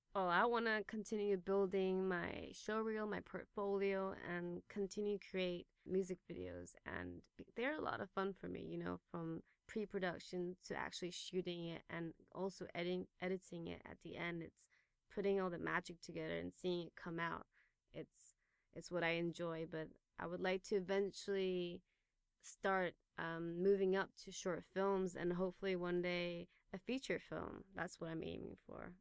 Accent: Taipei, Taiwan; moved away as an adult; also born or lived in England; Born and raised in Taipei, and I grew up uh, going to international school here at Taipei European School

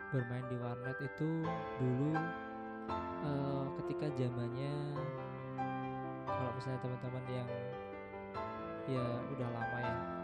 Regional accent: Semarang, Central Java, Indonesia; Eh, saya dilahirkan di Semarang. Saya domisili di Semarang.

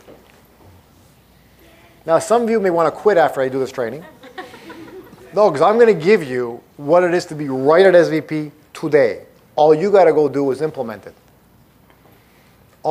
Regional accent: Toronto, Ontario, Canada; now in Arizona, United States; I was born and raised in Toronto, Canada

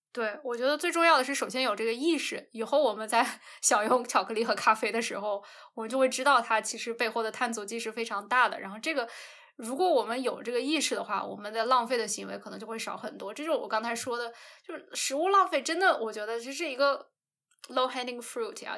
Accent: North China, China; 我们家是华北的嘛

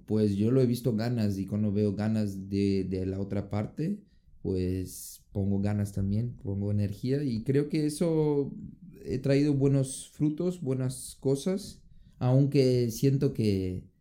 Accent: Brazil; moved away; vengo de Brasil

